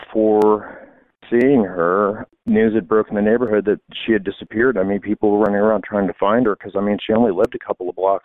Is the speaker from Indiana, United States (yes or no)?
yes; Fort Wayne, Indiana, United States; I grew up down there in that neighborhood and actually a little bit farther down and, you know, graduated from Southside High School